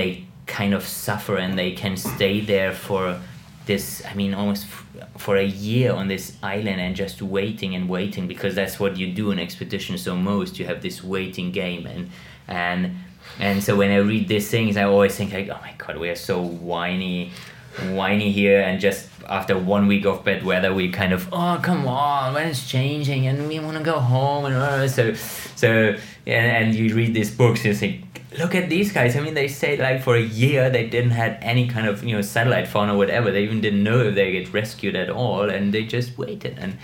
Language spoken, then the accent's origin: English; Munich, Bavaria, Germany; I grew up in Munich